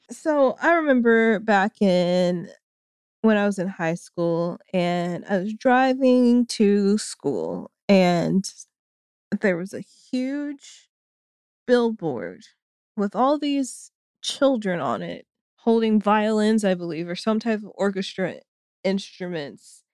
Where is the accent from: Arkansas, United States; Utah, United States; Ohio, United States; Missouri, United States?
Arkansas, United States; Springdale; my hometown of Springdale, Arkansas.